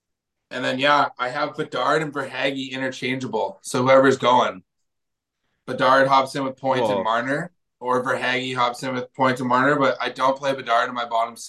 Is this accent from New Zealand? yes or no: no; Canada; I'm not Canadian.